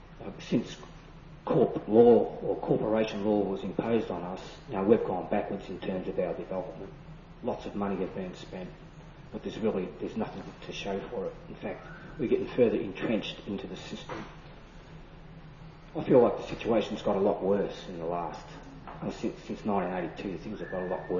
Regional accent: Australia

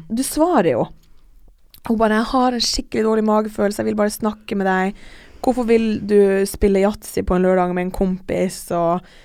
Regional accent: Alta, Finnmark, Norway; moved away; jeg har også en venninne hjemme i Alta

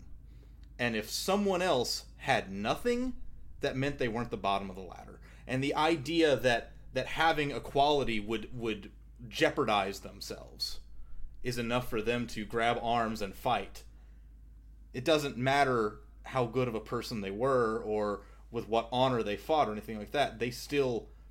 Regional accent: the South, United States; we're from the South. We're all from the South.

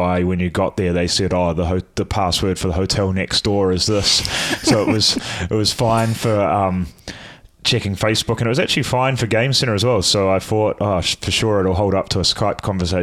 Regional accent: New Zealand; as a Kiwi

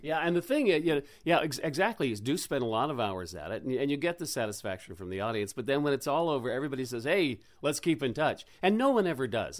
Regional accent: Oak Bay, British Columbia, Canada; I grew up in Oak Bay

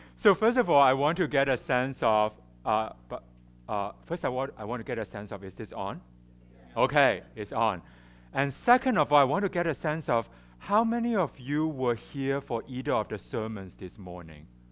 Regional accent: Hong Kong; English is a second language; also born or lived in China; I was born in China, and and I and I grew up in Hong Kong. I mean, I, I my family moved to Hong Kong when I was three years old

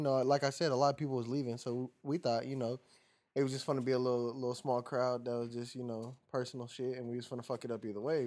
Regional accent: California, United States; now in Phoenix, United States; I'm a Cali baby by trade, born and raised.

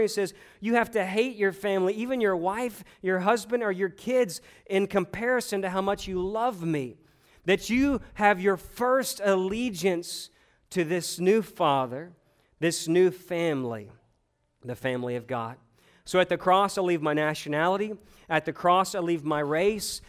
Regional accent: United States; also born or lived in Louisiana; I am Christian first and American second

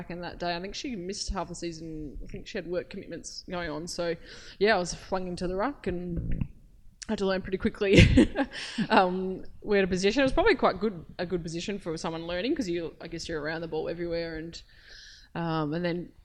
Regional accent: Mildura, Victoria, Australia; born or raised there; moved away

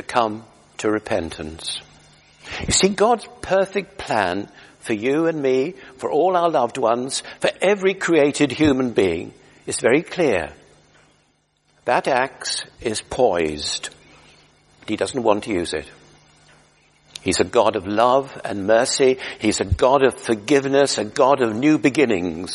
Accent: United Kingdom; we're British

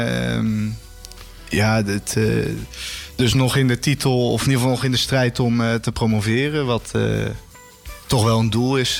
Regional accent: Houten, Utrecht, Netherlands; moved away as an adult; now in Rotterdam, Netherlands; geboren in Houten, getogen in Houten

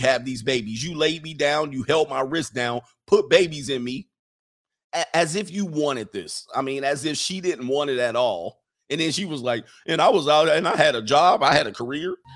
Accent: United States; As an American, as a real American

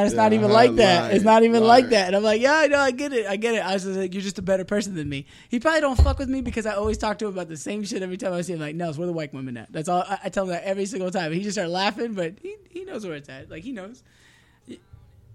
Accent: Fallbrook, California, United States; she moved us to Fallbrook, two different houses other than Rainbow

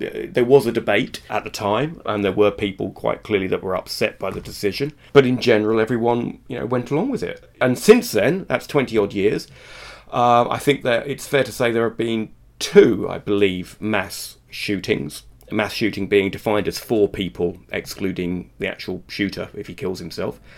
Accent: United Kingdom; now in Israel; I'm British

